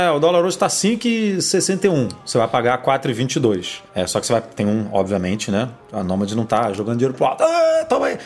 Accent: Rio de Janeiro, Brazil; E eu, quando morava no Horto, que eu passei minha infância inteira no Horto, eu morava muito próximo do Serpro, aqui no Rio de Janeiro

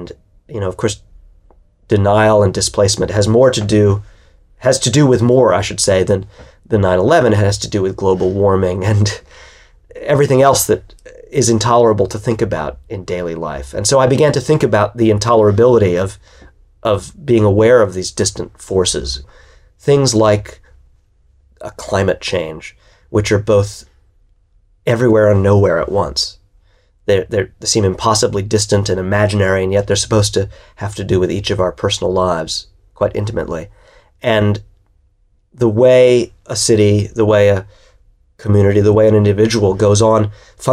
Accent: New York, United States; as a New Yorker, having lived through 9/11

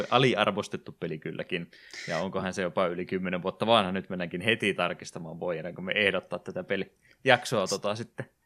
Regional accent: Savonlinna, South Savo, Finland; moved away; kun minäkin olen Savonlinnasta muuttanut pois

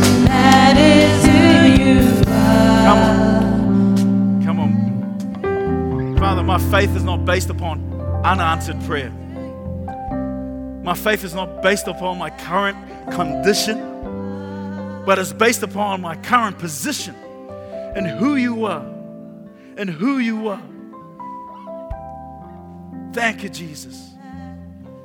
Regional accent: Auckland, New Zealand; when I was growing up in Mangere

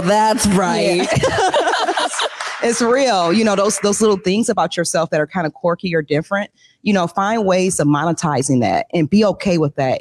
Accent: Detroit, Michigan, United States; I grew up in Detroit

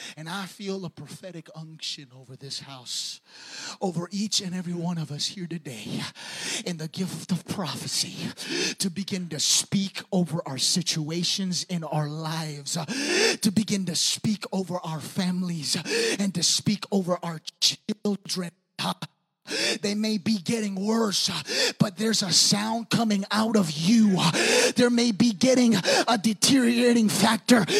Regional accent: New York, United States; now in Bay Area, United States; I'm from New York

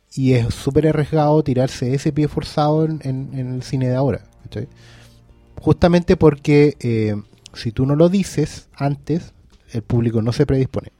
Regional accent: Maipú, Santiago Metropolitan Region, Chile; moved away; yo tampoco soy de acá, pero vengo de pueblo igual. Yo vengo de Maipú

